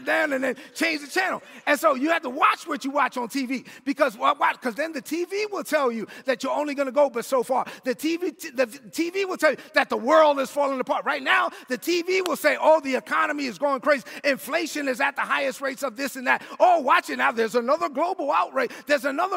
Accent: New York City, New York, United States; I grew up in East New York, Brooklyn

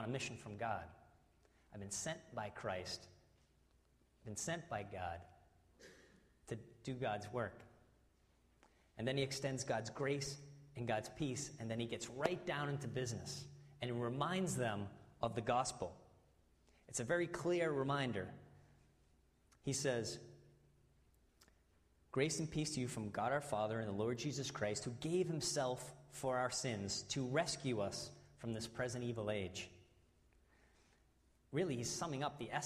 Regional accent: New England, United States; accent: New England; my New England accent's coming out.

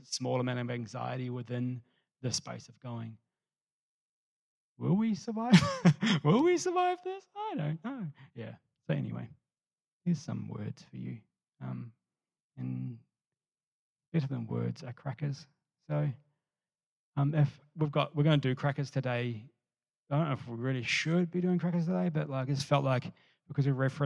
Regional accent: New Zealand; moved away as an adult; I'm a Kiwi who moved here

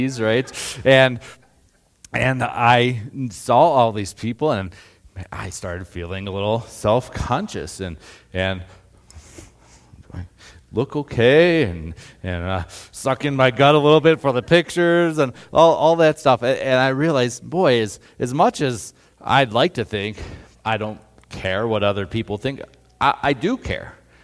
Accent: Northeast Ohio, United States; moved away as an adult; now in Colorado, United States; I'm from Northeast Ohio

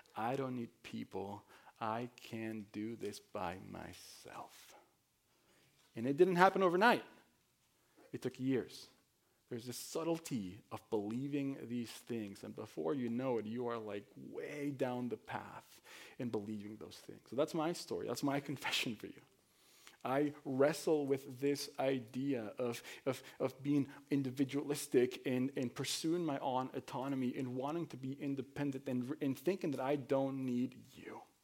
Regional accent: Mexico; moved away as an adult; now in United States; I was born and raised in Mexico. I came, uh, to the United States at nineteen as an immigrant.

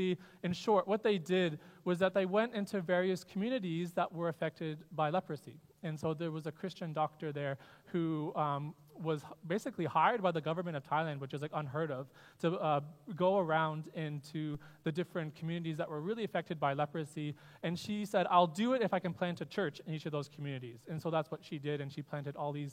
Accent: north of Toronto, Ontario, Canada; moved away as an adult; also born or lived in Perth, Australia / Guelph; I am Canadian, born and bred north of Toronto is where I'm from

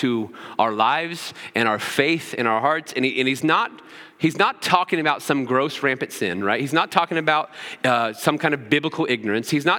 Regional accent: Cloverdale, Indiana, United States; I grew up in Putnam County. I grew up in a little town called Cloverdale

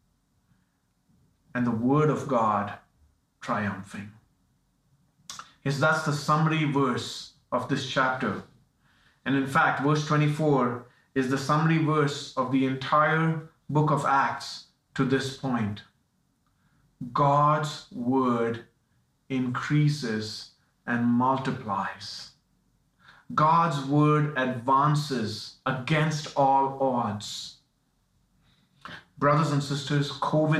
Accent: India; moved away; I'm from India

